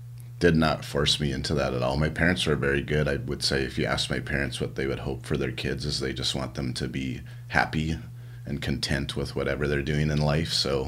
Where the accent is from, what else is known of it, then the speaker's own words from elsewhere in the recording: Canada; also born or lived in United States; Yeah, yeah, so yeah, I'm proud Canadian.